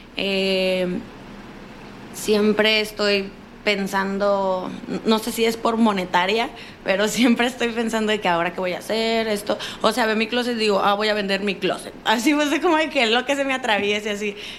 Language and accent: Spanish; Culiacán, Sinaloa, Mexico; sinaloense de Culiacán